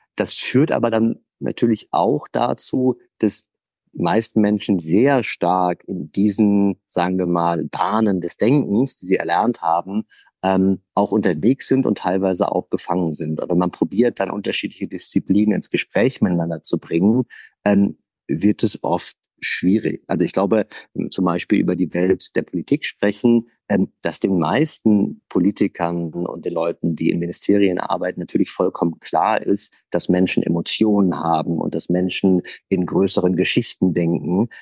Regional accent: Essen, North Rhine-Westphalia, Germany; ich bin im Ruhrgebiet aufgewachsen, in Essen

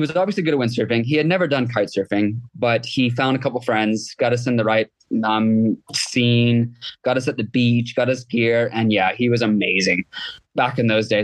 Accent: Maui, Hawaii, United States; moved away as an adult; now in Kenya; I grew up in Maui, Hawaii.

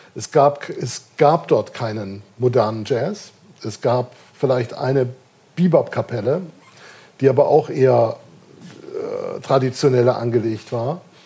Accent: Kiel, Schleswig-Holstein, Germany; now in Darmstadt, Germany; Ich bin in Kiel geboren und aufgewachsen

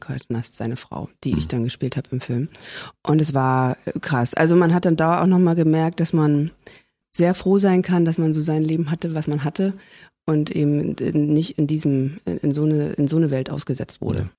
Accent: Berlin, Germany; also born or lived in Zossen, Brandenburg; Und ich bin ja Berliner.

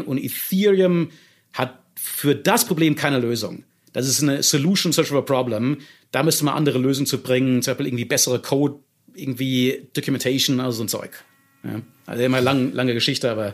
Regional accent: Germany

